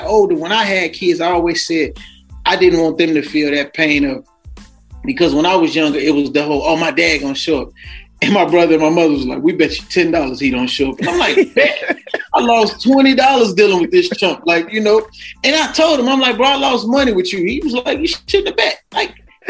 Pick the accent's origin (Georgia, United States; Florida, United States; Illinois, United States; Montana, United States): Illinois, United States; Chicago; growing up in Chicago